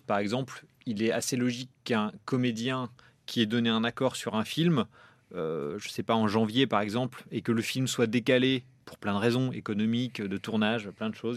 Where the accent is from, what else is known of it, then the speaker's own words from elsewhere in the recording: Normandy, France; en Normandie, là où j'ai grandi